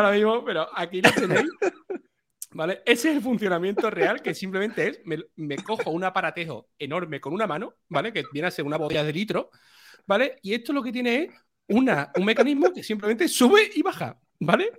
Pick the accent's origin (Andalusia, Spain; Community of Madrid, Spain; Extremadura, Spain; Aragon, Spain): Andalusia, Spain; Seville; que soy de Sevilla